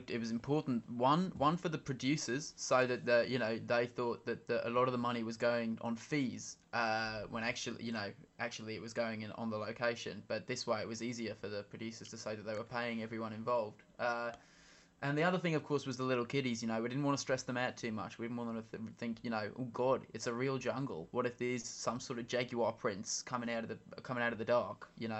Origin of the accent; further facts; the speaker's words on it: Barry Island, Wales, United Kingdom; I'm from Barrie Island in Wales.